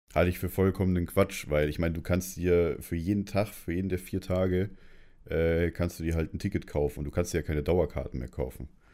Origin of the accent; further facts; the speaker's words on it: Munich, Bavaria, Germany; ich komme aus München